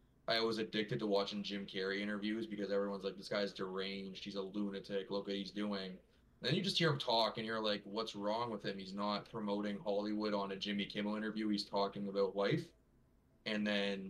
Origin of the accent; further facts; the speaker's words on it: Toronto, Ontario, Canada; I am Ontario-based. If we're going to specifics, Toronto